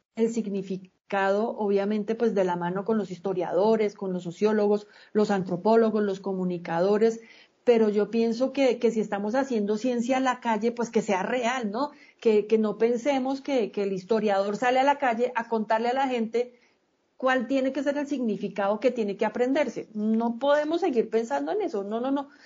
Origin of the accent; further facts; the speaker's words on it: Colombia; yo no solamente soy colombiano para ir y poner el voto, yo soy colombiano todo el día